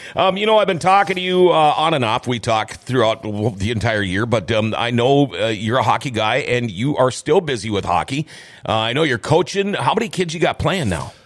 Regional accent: Thief River Falls, Minnesota, United States; I'm from from Thief River Falls originally

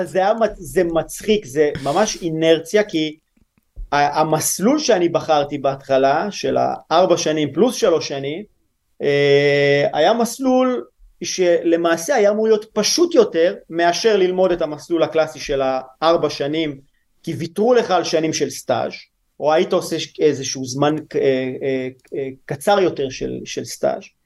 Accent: Lehavim, Southern District, Israel; moved away as an adult; also born or lived in Italy; אני גדלתי בלהבים, ש... בדרום

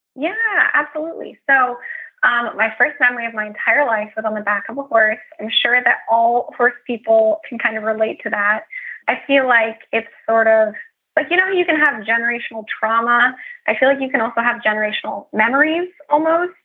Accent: California, United States; I'm from California, and I like to represent the West Coast

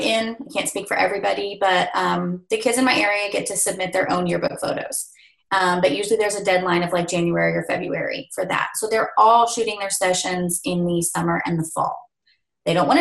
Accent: Northeast Oklahoma, United States; moved away as an adult; also born or lived in South Central Kansas; now in Kansas, United States; I am originally from Northeast Oklahoma

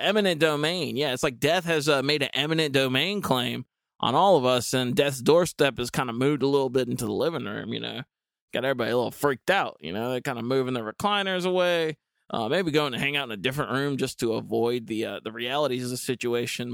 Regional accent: Dudley, North Carolina, United States; I grew up in Goldsboro, um, actually technically Dudley

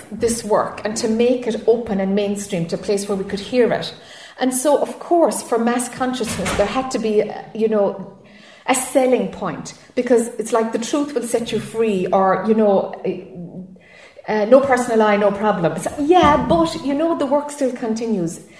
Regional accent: Ireland; now in United States; I'm Irish and I'm living in friggin' Florida.

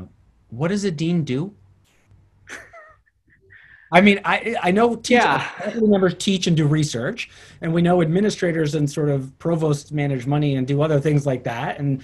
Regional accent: northern New Jersey, United States; also born or lived in Queens, New York; I was born in Queens. And for the first 5 years of my life, I was in Queens, and then made my way over to northern New Jersey, which is where I grew up.

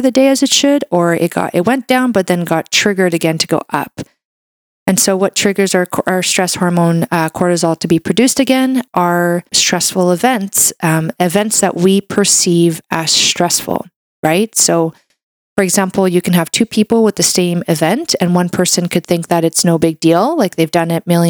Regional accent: Canada; I'm a Canadian medical doctor

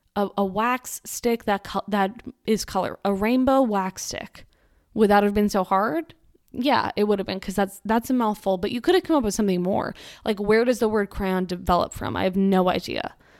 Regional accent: Massachusetts, United States; I'm from Massachusetts

